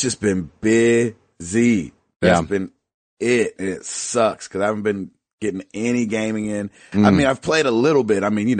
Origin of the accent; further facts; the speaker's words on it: Kalamazoo, Michigan, United States; I told you I was from Kalamazoo.